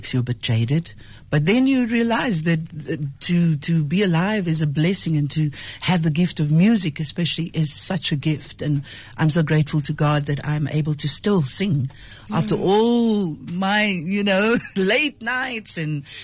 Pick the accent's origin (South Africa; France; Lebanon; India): South Africa; Cape Town, Western Cape; I was born in Cape Town